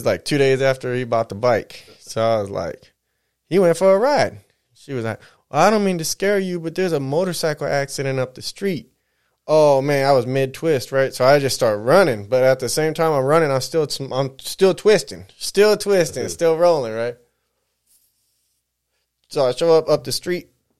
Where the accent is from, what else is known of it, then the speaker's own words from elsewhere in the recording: San Bernardino, California, United States; we're right here from the San Bernardino. Mostly grew up over in this way